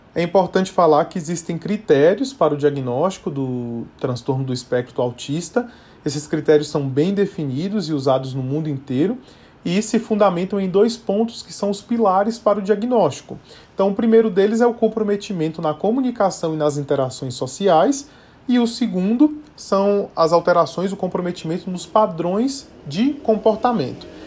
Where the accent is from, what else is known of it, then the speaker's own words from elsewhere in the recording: Bahia, Brazil; now in São Paulo, Brazil; sou natural da Bahia, mas moro em São Paulo já há vários anos também